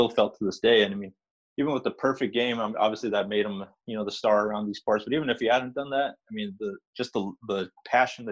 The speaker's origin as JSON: {"language": "English", "town": "San Jose", "region": "California", "country": "United States", "tie": "born or raised there", "also_born_or_lived": "Tracy, California", "said": "I grew up actually in San Jose"}